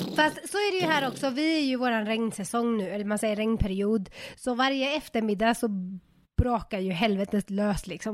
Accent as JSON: {"language": "Swedish", "town": "Uddevalla", "region": "Västra Götaland", "country": "Sweden", "moved": "yes", "said": "Jag är från, eh, den stora metropoly town of Uddevalla"}